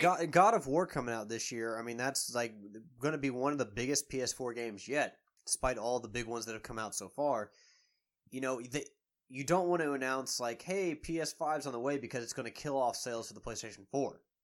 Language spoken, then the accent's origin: English; Louisville, Kentucky, United States; I am from Louisville